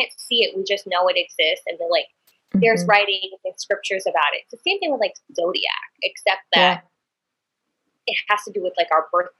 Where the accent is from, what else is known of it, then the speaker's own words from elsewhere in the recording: New York City, New York, United States; I never tell people like, oh, I'm from New York. I'm always like, I'm from the Bronx.